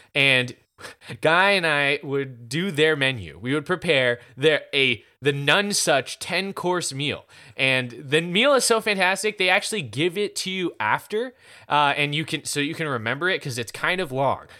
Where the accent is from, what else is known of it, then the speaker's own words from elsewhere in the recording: Easley, South Carolina, United States; also born or lived in Powdersville, South Carolina; It's in Powdersville, South Carolina, uh, which is basically my hometown. I'm from Easley, but Powdersville and Easley are basically the same place